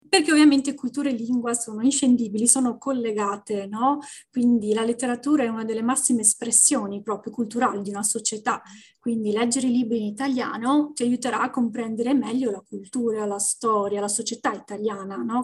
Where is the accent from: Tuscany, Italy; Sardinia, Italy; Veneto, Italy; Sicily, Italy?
Veneto, Italy; Venice; moved away as an adult; also born or lived in Brussels, Belgium / Canada; now in Ottawa area, Canada; sono originaria di Venezia, della città di Venezia